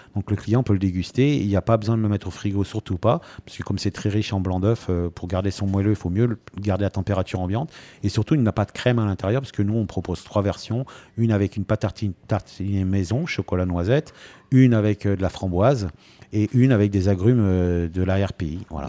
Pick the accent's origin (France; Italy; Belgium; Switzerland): France; Rouen, Normandy; now in Antibes, France; chez moi à Rouen